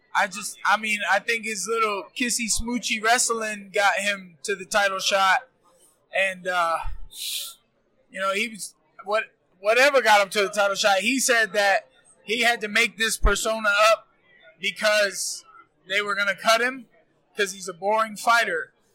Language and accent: English; Florida, United States; we're both Florida boys